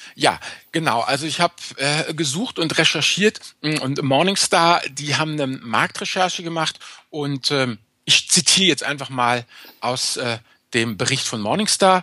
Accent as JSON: {"language": "German", "region": "Rhineland", "country": "Germany", "said": "Ich bin Rheinländer, nicht nordisch."}